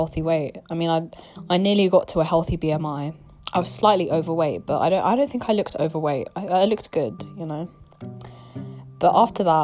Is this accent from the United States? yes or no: no; United Kingdom; accent: British; I'm gonna be using my real British accent. This is how I speak